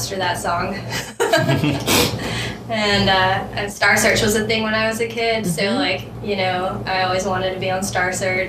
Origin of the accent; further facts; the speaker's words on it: Western North Carolina, United States; I'm from Western North Carolina